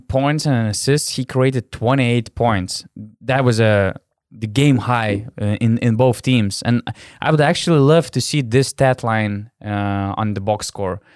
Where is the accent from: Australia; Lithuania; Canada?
Lithuania; Panevėžys, Panevėžys County; now in Vilnius, Lithuania; I'm living in, in Vilnius, my hometown is Panevėžys